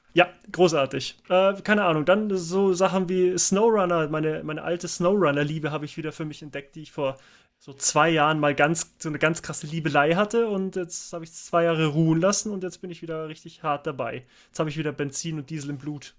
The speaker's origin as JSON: {"language": "German", "town": "Munich", "region": "Bavaria", "country": "Germany", "said": "Ich komme hier aus München"}